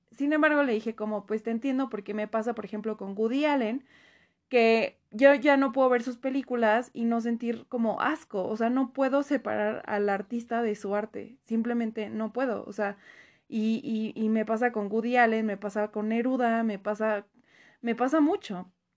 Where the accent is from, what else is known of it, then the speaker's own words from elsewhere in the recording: Mexico; nos cuesta muchísimo, en general como mexicanos